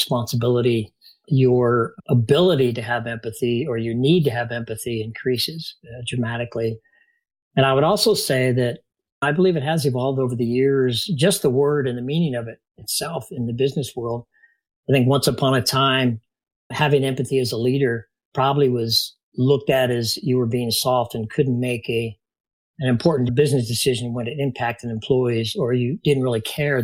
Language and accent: English; Shelley, Idaho, United States; also born or lived in Bainbridge, Maryland; we ended up in a small town of Shelley, Idaho, believe it or not, where I grew up